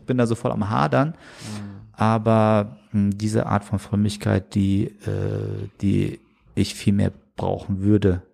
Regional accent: Germany; der hier aufgewachsen ist in Deutschland

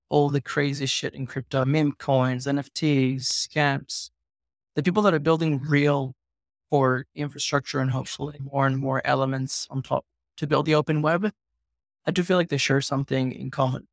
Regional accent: Venezuela; I'm from Venezuela.

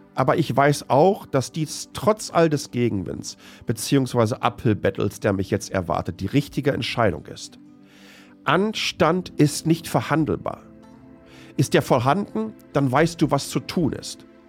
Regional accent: Germany; born or raised there; moved away

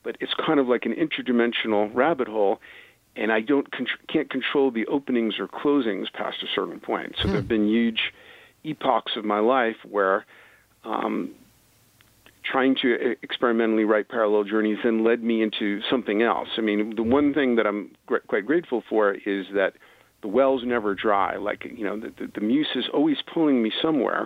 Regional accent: New York City, New York, United States; I'm from New York City, same as Trump, Bronx to his Queens

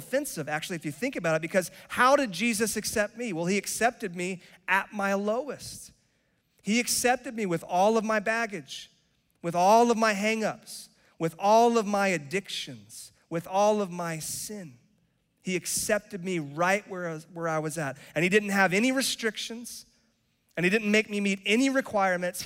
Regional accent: Charlotte, North Carolina, United States; also born or lived in Cary, North Carolina; And I was raised in Charlotte. I am North Carolinian, like born and raised

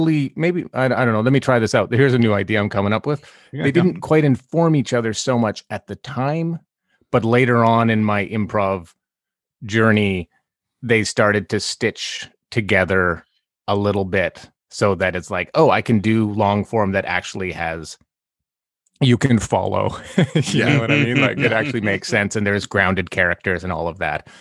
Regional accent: Summerland, British Columbia, Canada; moved away; I'm from Summerland

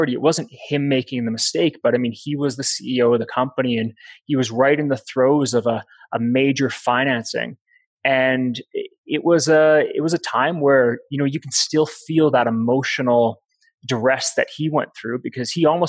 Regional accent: Canada

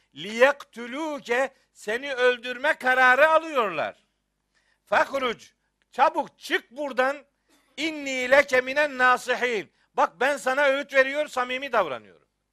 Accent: Trabzon / Rize, Eastern Black Sea, Turkey; bizim Trabzon'da. Bizim oralarda, Rize'de yani.

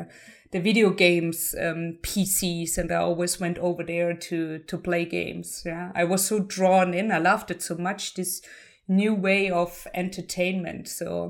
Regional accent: Heidelberg, Baden-Württemberg, Germany; English is a second language; also born or lived in Dresden; So I was born and raised in Heidelberg, also another beautiful city everyone should visit if they have the chance to. I moved to Dresden to study computer science

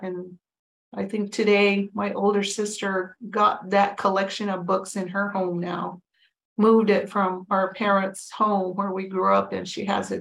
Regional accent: Tohono O'odham Nation Reservation, Arizona, United States; also born or lived in Green Valley, Arizona; I grew up on the Tohono Nation Reservation.

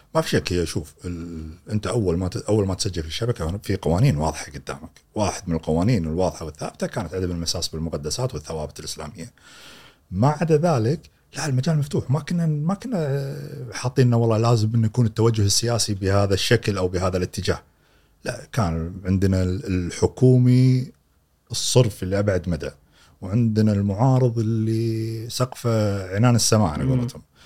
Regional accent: Kuwait; عندنا في الكويت

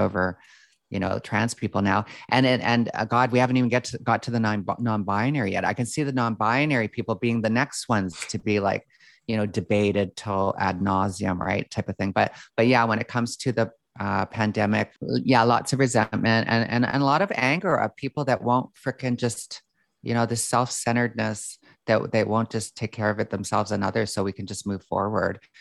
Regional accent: Calgary, Alberta, Canada; I grew up in Calgary, Alberta

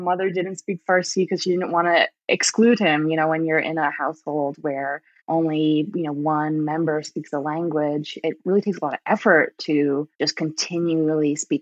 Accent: Vermont, United States; also born or lived in Rhode Island; I was actually born in Rhode Island, but my family moved to Vermont when I was just a baby.

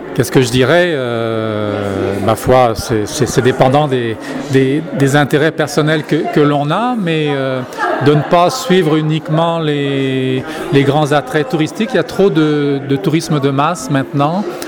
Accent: France; now in Canada; en tant que Français, je retourne en France une fois par année

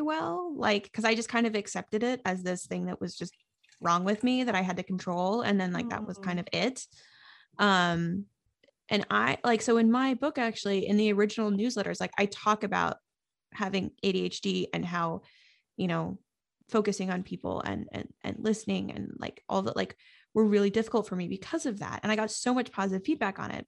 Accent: New England, United States; I'm from New England

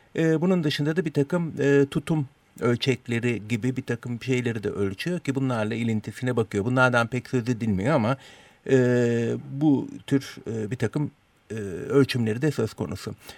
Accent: Turkey; first language Turkish

